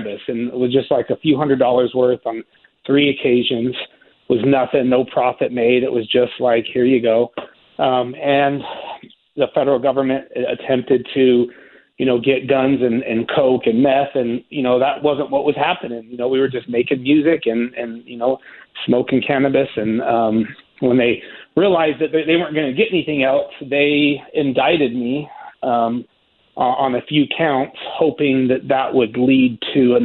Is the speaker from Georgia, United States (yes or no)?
no; Salt Lake City, Utah, United States; my hometown of Salt Lake City, Utah